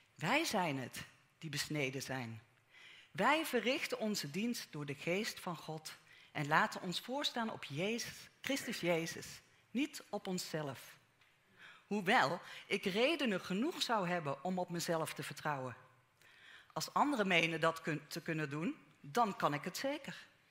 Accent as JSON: {"language": "Dutch", "country": "Netherlands", "tie": "born or raised there", "said": "persoonlijk ben ik in Nederland geboren. Nederlandse ouders, Nederlandse grootouders aan beide kanten"}